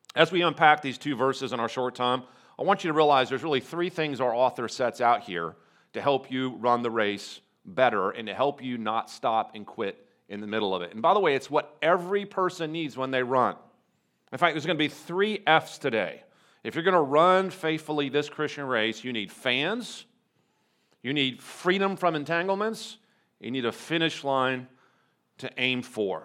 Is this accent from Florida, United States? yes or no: no; North Carolina, United States; I'm from North Carolina and I'm, I'm the president of the Charlotte campus